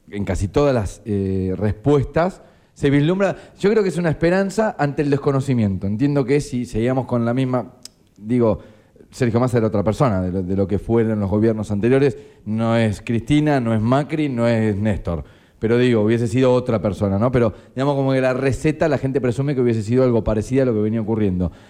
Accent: Argentina

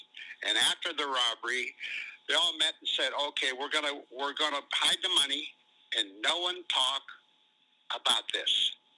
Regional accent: Los Angeles, California, United States; also born or lived in Ireland / Boston; I was lucky enough to grow up in Hollywood in the 50s, in the early 50s.

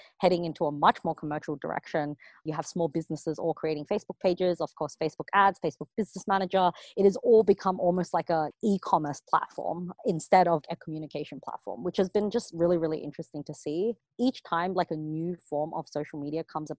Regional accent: Sydney, New South Wales, Australia; moved away; I grew up in Sydney, Australia

